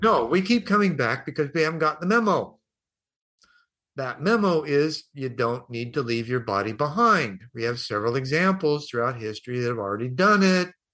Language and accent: English; United States; I'm from America